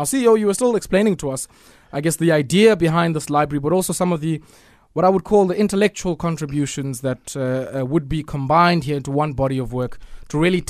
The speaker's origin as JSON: {"language": "English", "town": "Komani", "region": "Eastern Cape", "country": "South Africa", "tie": "born or raised there", "said": "I understand he learnt it in Scanlan Street, in my hometown, actually, Komani."}